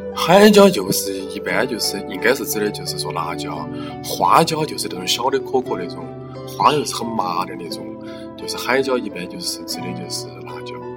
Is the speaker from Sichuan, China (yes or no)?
yes; Chengdu, Sichuan, China; 就咱们家乡好啊，但的确成都是一个好地方